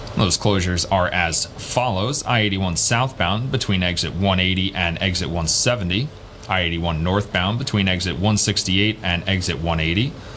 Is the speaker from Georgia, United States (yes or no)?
no; Long Island, New York, United States; moved away; I'm from Long Island